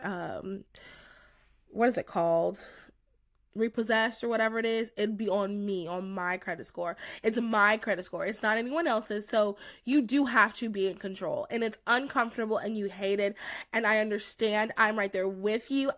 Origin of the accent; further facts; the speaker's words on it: North Carolina, United States; moved away as an adult; also born or lived in New Jersey; I'm from North Carolina